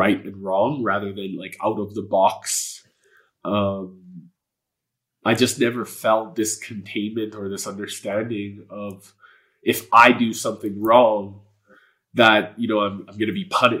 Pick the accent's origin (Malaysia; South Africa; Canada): Canada; Edmonton, Alberta; first language Polish; English is a second language; Edmonton was where I was born. It was where I was raised.